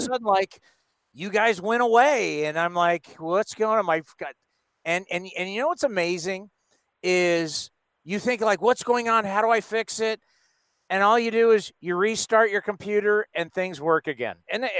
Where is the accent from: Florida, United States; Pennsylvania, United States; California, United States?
California, United States; San Diego; I grew up in San Diego, so I remember being 12 years old watching